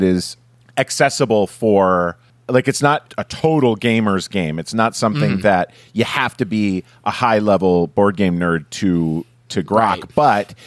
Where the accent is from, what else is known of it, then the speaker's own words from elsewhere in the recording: Minnesota, United States; I grew up in Minnesota